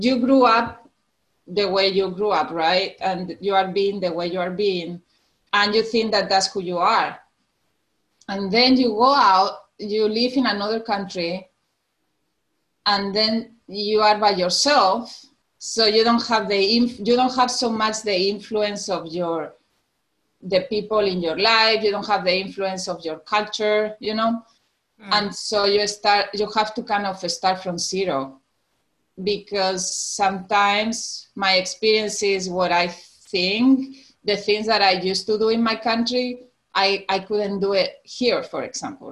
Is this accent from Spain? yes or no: yes; Tenerife, Canary Islands, Spain; moved away as an adult; now in Alabama, United States; So I'm from Spain. I was born in an island, Tenerife, in the Canary Islands